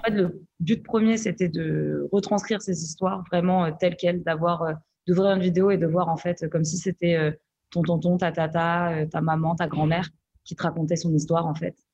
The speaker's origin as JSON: {"language": "French", "country": "France", "tie": "born or raised there", "said": "Nous, on est nés ici. Donc, du coup, on a aussi cette galère de se dire, mais en fait, euh, je suis française"}